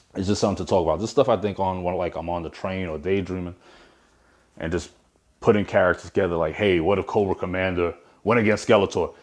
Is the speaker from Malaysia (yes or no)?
no; Brooklyn, New York, United States; moved away; I'm from Brooklyn originally